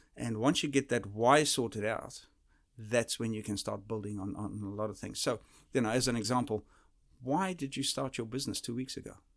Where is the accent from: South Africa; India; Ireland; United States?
South Africa; moved away; the type of uh, environment that I grew up in South Africa